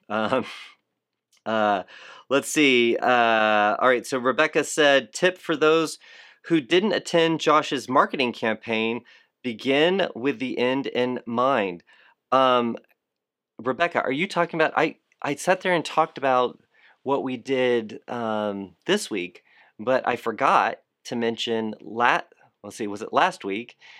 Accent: Fort Lauderdale, Florida, United States; I am from Fort Lauderdale

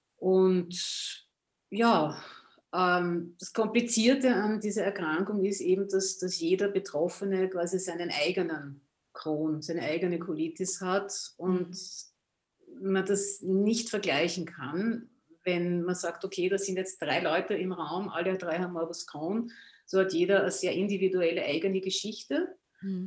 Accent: Austria; ich komme aus Österreich, wie man vielleicht an meiner Aussprache hört, an meinem Dialekt

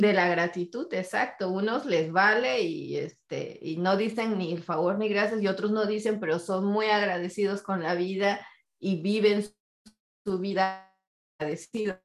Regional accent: Mexico; siendo familia mexicana, donde tengo ocho tíos de un lado y ocho tíos del otro

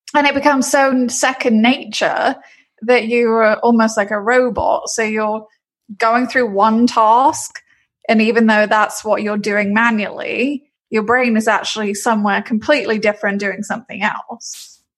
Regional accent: London, United Kingdom; moved away as an adult; now in Orlando, United States; I'm originally from London, England, but I've been in Florida a long time

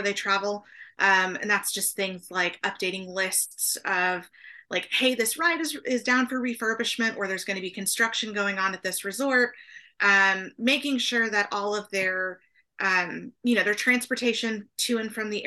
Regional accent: Oklahoma, United States; now in San Antonio, United States; I grew up in Oklahoma

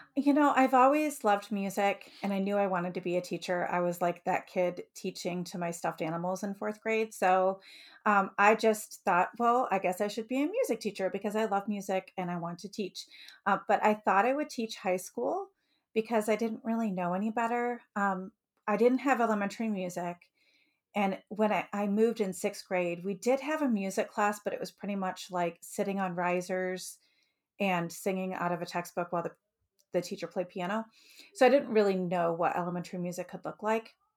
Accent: Detroit, Michigan, United States; moved away as an adult; also born or lived in Utica, Michigan / Lancaster, Ohio / Olentangy, Ohio; now in Ohio, United States; I grew up in Metro Detroit in Michigan

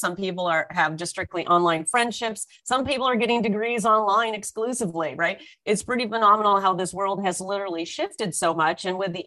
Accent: Orange County, California, United States; now in Toronto, Canada; I was born and raised in California in Orange County. I'm now based in Toronto

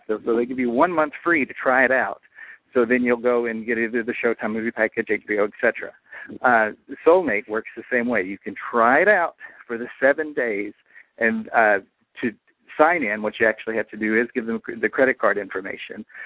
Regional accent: Pikeville, Kentucky, United States; I'm from Pikeville, Kentucky, the home of the Hatfield McCoy feud

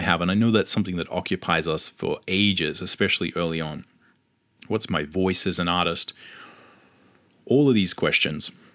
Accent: Australia; accent: Australian; I lived in Australia, if you can tell from my accent

